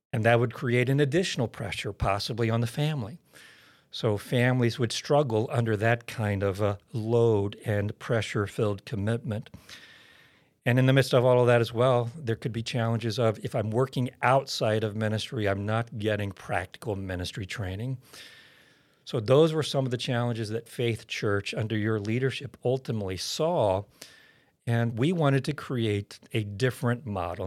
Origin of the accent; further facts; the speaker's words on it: Oklahoma, United States; I was born and raised in Oklahoma